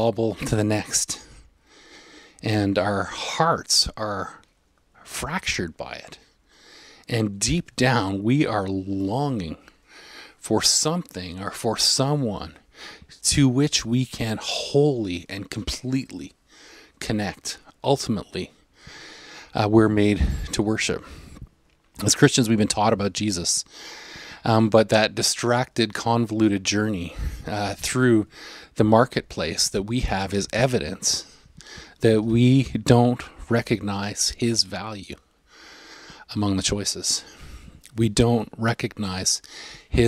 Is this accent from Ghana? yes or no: no; Canada; I'm a Canadian